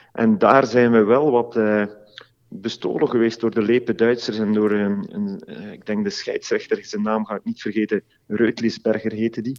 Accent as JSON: {"language": "Dutch", "country": "Belgium", "said": "wij als Belgen"}